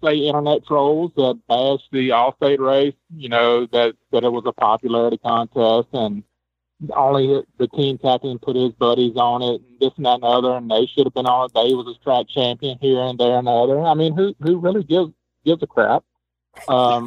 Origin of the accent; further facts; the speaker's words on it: Louisiana, United States; I'm from Louisiana.